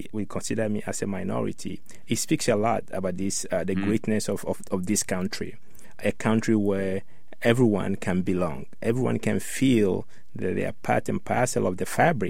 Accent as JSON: {"language": "English", "country": "Ghana", "tie": "born or raised there", "moved": "yes", "lives_now": "United States", "said": "I grew up in Ghana, West Africa"}